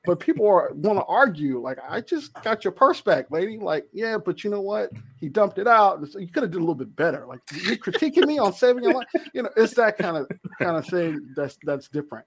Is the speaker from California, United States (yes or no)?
yes; Compton, California, United States; I'm from Compton, so I grew up in Compton